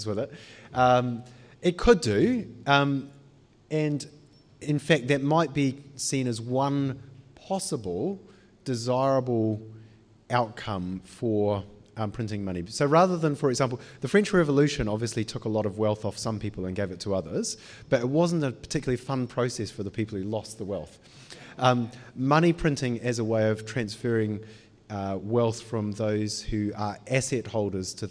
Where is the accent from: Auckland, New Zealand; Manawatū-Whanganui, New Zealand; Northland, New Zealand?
Auckland, New Zealand; moved away as an adult; also born or lived in United Kingdom; I grew up in Panmure